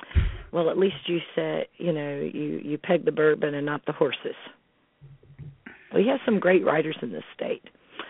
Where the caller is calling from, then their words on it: Smiths Grove, Kentucky, United States; I'm calling from South Central Kentucky, Smith's Grove.